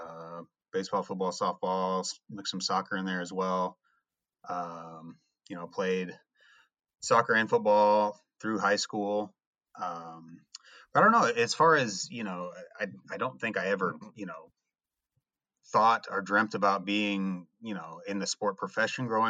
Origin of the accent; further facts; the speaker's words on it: Indiana, United States; being, you know, from Indiana